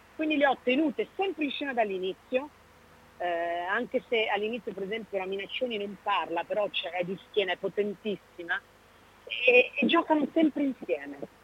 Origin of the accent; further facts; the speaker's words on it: Veneto, Italy; moved away as an adult; ho un'origine veneta e ce l'ho nel sangue, il modo di parlare, il modo di stare è la mia terra